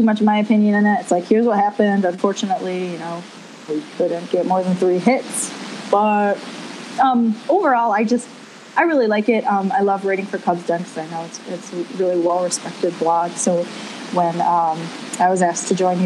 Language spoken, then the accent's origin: English; Rochester, New York, United States; We have a minor league AAA team here in my hometown